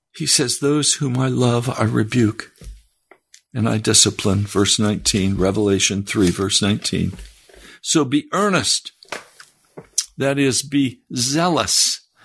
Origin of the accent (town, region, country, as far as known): United States